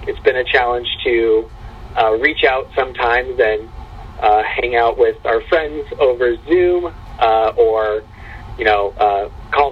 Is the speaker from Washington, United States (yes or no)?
yes; Puyallup, Washington, United States; I grew up in Puyallup, in the church